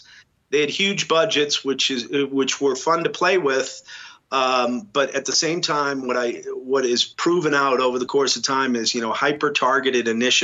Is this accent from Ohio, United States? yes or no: no; Boston, Massachusetts, United States; when I was growing up in New England, interestingly enough, I went to a boys' school, a Jesuit boys' school in the city.